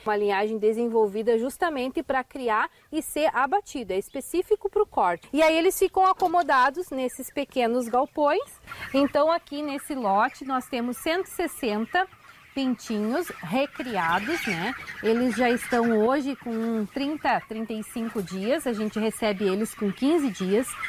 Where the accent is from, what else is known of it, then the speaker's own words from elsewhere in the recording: Tupanciretã, Rio Grande do Sul, Brazil; Eu sou natural de Tupã, sou da cidade